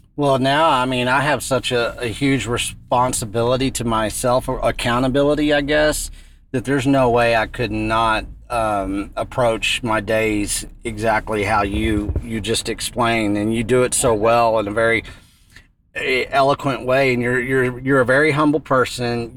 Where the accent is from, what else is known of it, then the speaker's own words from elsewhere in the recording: West Texas, United States; growing up in West Texas